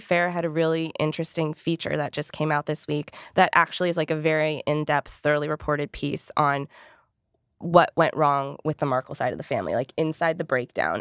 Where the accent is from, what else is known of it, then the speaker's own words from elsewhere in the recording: Canada; moved away; I'm from Canada? Where I'm actually gonna be going for the holidays